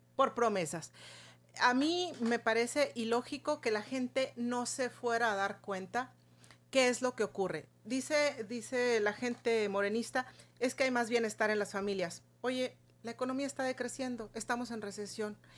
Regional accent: Chihuahua, Mexico; como chihuahuense

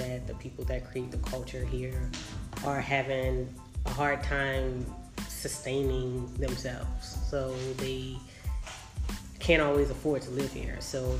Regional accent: New Orleans, Louisiana, United States; I'm from New Orleans, born and raised

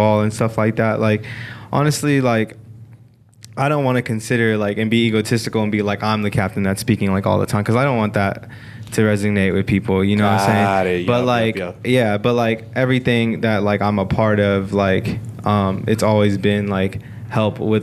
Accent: San Antonio, Texas, United States; born or raised there; moved away; also born or lived in Stockton, California

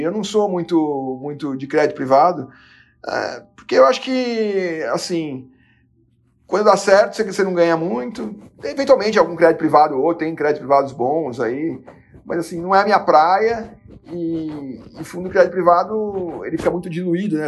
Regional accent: Brazil; como brasileiro

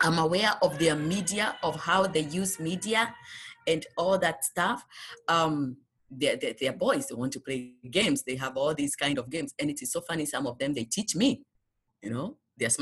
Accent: Kenya; moved away as an adult; now in United States; when we came from Kenya, it was only my husband and I. We didn't have children

